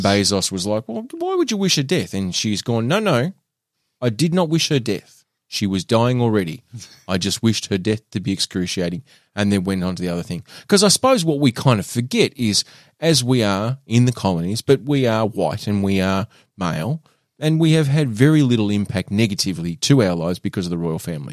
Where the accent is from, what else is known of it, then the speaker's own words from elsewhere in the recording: Australia; also born or lived in Burnie, Tasmania; we are white Australian males